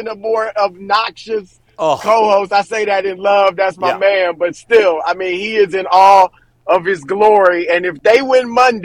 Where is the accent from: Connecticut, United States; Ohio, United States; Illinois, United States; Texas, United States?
Ohio, United States; Cleveland; I'm from Cleveland